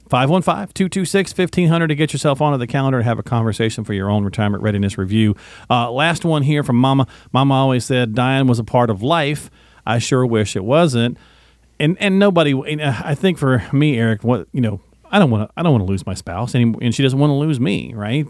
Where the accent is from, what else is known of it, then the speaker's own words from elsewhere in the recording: the South, United States; accent: Southern; I can do that with a Southern accent, folks, 'cause I'm from the South